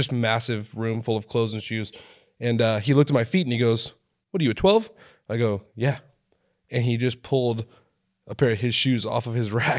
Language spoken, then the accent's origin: English; Oregon, United States; now in California, United States; No, I'm from Oregon.